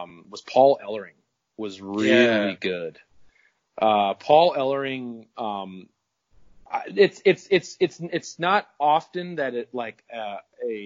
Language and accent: English; Minneapolis, Minnesota, United States; moved away; I'm actually from Minneapolis